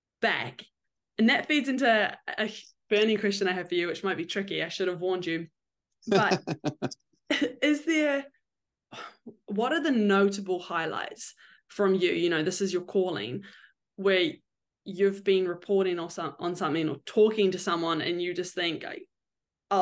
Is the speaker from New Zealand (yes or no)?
yes; New Zealand; moved away; I'm from New Zealand